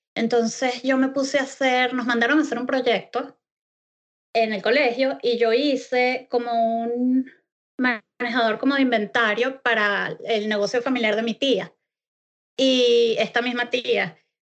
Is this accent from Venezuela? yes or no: yes; Venezuela; moved away as an adult; now in Scotland, United Kingdom; desde hace tres años salí de Venezuela y me mudé a la hermosísima Escocia